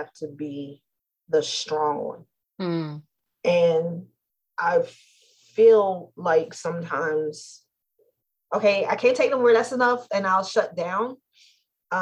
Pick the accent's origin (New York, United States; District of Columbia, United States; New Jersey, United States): New Jersey, United States; We're from New Jersey